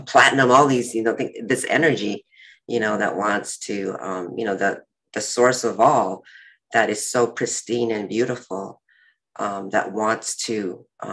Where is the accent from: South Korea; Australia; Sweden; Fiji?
South Korea; Seoul; I was born in Seoul, Korea